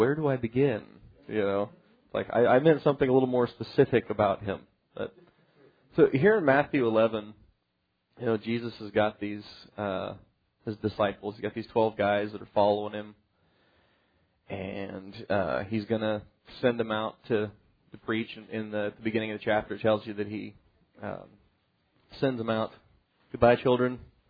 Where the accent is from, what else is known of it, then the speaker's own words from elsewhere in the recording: Ireland; Apparently because I'm Irish, I'm supposed to like the rain.